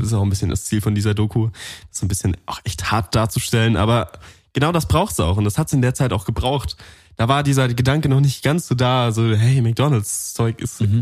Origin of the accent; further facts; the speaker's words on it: Allgäu, Bavaria, Germany; Ich komme aus dem Allgäu